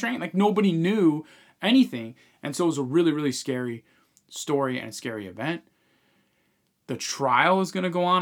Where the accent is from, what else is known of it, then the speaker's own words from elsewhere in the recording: Long Island, New York, United States; we grew up on Long Island